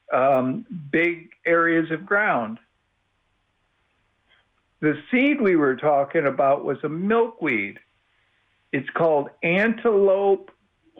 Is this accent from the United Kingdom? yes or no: no; Midwest, United States; now in Austin, United States; I'm from the Midwest